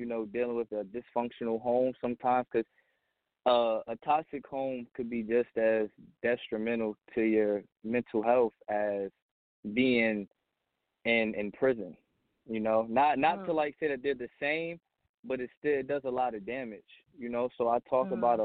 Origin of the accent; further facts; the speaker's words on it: New Jersey, United States; also born or lived in Pennsylvania; now in Poconos, Pennsylvania, United States; I'm from New Jersey, but I live in Pennsylvania right now, the Poconos.